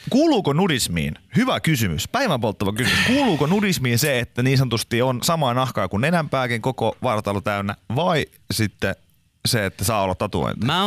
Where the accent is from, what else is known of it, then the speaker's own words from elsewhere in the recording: Pori, Satakunta, Finland; Yyterissähän on, mistä olen kotoisin siis tuolta Porista, niin siellä on, on pätkä nudistiranta